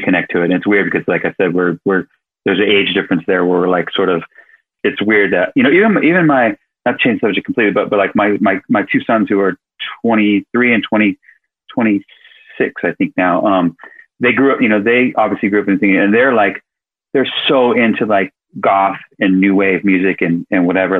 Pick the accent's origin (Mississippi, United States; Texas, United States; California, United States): California, United States; Sacramento; moved away; We're both from Sacramento